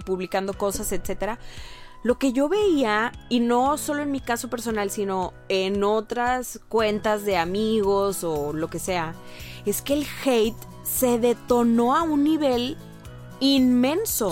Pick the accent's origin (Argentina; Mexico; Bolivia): Mexico